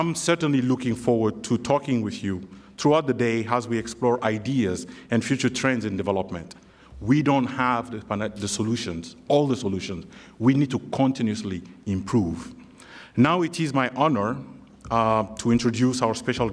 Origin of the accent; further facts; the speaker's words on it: Mali; moved away; I'm originally from Mali